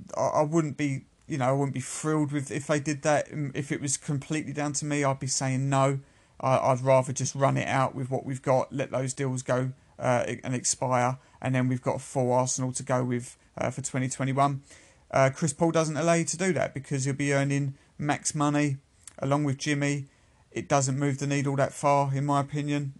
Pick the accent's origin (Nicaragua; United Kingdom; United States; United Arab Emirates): United Kingdom; I am a Brit